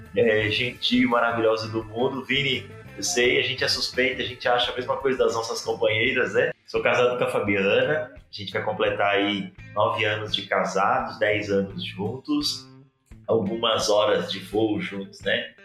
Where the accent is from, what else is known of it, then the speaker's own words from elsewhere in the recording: Cuiabá, Mato Grosso, Brazil; now in Curitiba, Brazil; eu falo aqui de Curitiba, a capital mais fria do Brasil. É, sou nascido em Cuiabá